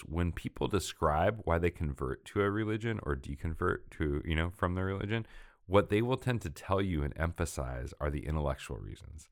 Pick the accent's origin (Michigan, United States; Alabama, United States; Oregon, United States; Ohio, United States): Oregon, United States; Portland; moved away as an adult; grew up m, in, uh, Northwest in Oregon, Portland, uh, it was my hometown